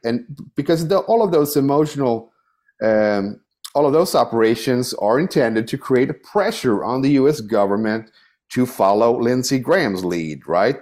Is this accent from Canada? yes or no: no; Sweden; now in United States; I'm, I'm from Sweden. That's my, you know, I have an emotional connection to Sweden. Uh, that's my soil, you know, it's, I'm Swedish